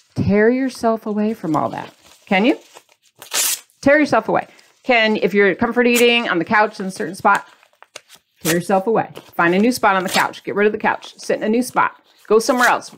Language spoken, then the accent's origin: English; Midwest, United States; I'm from the Midwest. People don't care about your feelings quote unquote, according to my childhood.